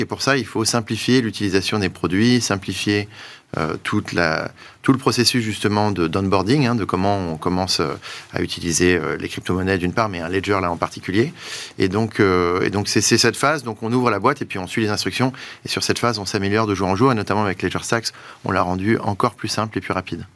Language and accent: French; France; on est français